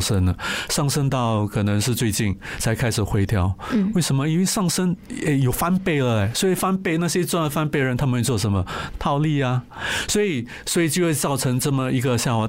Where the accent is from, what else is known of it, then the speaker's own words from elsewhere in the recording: Singapore; 我是新加坡人，我就会去买新加坡的银行啊、D B S、O C B C、U O B